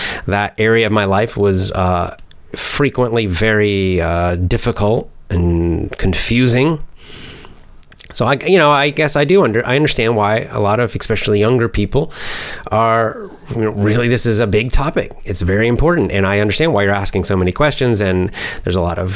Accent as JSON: {"language": "English", "country": "United States", "said": "I'm American"}